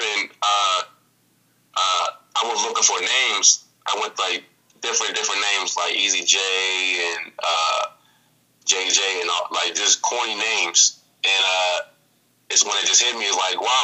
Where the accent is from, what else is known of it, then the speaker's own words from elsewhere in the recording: Pittsburgh, Pennsylvania, United States; shout out to the 412, you know what I'm saying, my hometown, Pittsburgh